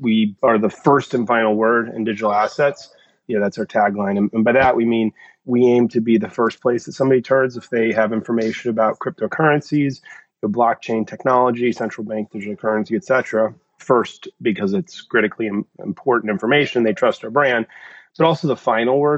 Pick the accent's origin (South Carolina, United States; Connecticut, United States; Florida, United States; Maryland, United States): Connecticut, United States; moved away as an adult; also born or lived in New York City; I'm originally from Connecticut, grew up here, and moved back in with my parents at 40